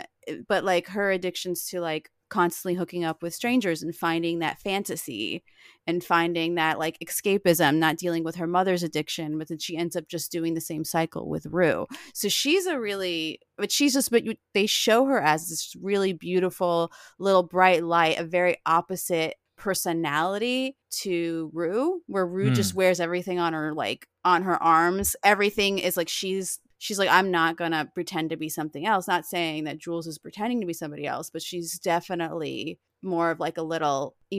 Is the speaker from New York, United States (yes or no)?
no; Florida, United States; But I grew up in South Florida and near like not far from Miami.